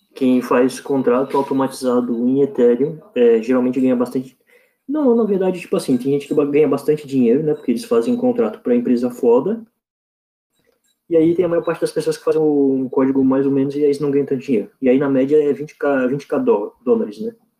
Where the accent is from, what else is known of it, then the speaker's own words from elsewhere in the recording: Santa Catarina, Brazil; Santa Catarina